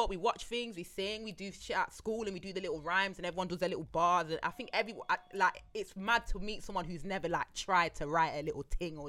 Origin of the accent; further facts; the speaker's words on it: Leicester, East Midlands, United Kingdom; I'm an artist from Leicester.